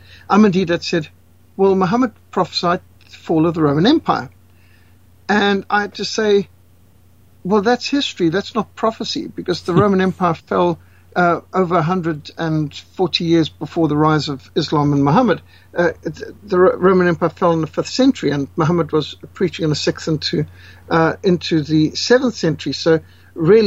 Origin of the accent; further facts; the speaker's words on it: Zimbabwe; I was raised in Rhodesia in a secular family